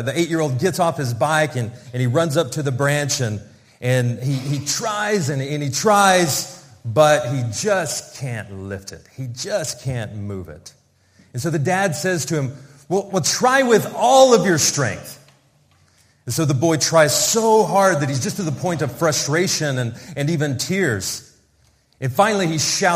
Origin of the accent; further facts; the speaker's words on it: Oklahoma, United States; moved away as an adult; also born or lived in Russia / Moscow, Russia; now in Cardiff, United Kingdom; We grew up in the same village in Oklahoma